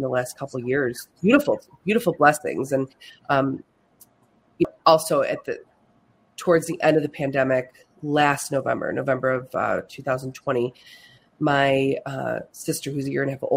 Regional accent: Buffalo, New York, United States; moved away as an adult; also born or lived in Finger Lakes, New York; now in Canandaigua, United States; I am from Buffalo, New York

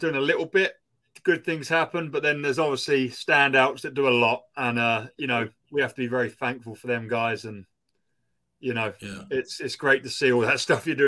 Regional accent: Essex, East of England, United Kingdom; a guy from my hometown, Lewis Clifford

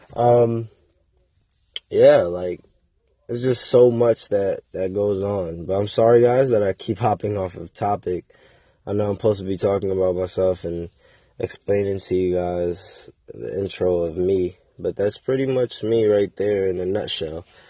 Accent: Waterbury, Connecticut, United States; also born or lived in South Carolina; So I'm from Connecticut. I'm from Waterbury, Connecticut, to be exact. Uh, it's from the, I'm from the hood.

